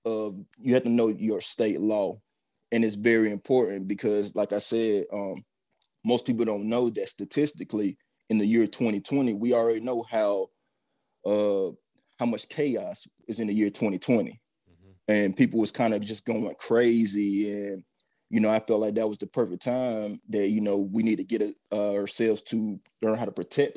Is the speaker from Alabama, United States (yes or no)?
yes; Troy, Alabama, United States; also born or lived in Montgomery, Alabama; now in Huntsville, United States; I'm originally from Troy, Alabama